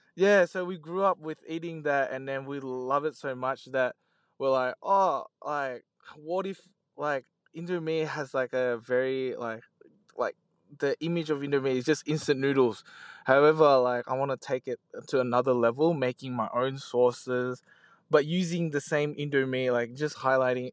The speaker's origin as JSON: {"language": "English", "country": "Australia", "tie": "born or raised there", "said": "we just grew up like in Australia since we're young"}